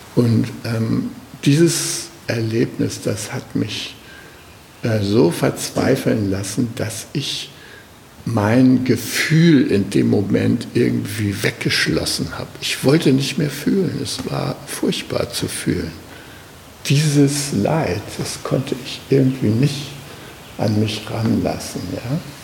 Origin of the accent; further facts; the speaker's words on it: Germany; ich bin äh, aus Deutschland oder aus Westdeutschland